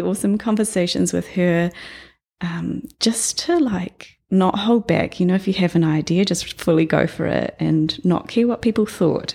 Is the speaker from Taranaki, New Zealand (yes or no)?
yes; New Plymouth, Taranaki, New Zealand; I was born in New Plymouth, um, grew up there for the first ten years of my life